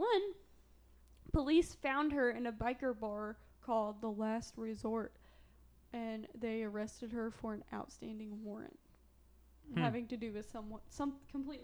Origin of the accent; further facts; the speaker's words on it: Southern Illinois, United States; accent: Southern Illinois; my Southern Illinois accent